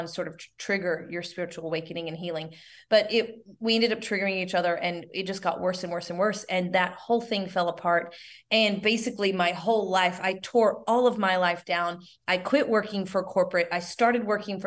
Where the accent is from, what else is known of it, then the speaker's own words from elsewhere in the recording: the South, United States; we're both from the South